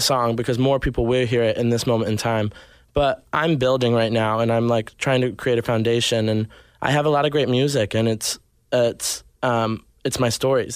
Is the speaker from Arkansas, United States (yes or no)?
yes; Arkansas, United States; also born or lived in Nashville, Tennessee; now in Los Angeles, United States; I grew up in Arkansas, then yeah. moved to Nashville, and then eventually came here